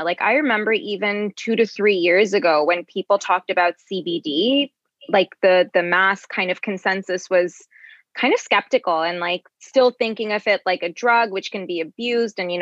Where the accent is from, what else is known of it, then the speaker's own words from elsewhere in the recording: Bangladesh; moved away; I'm from Bangladesh originally